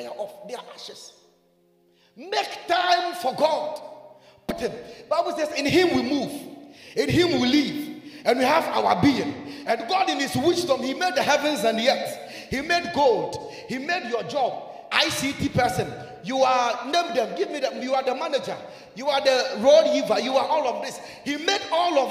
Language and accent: English; Ghana; I'm a Ghanaian.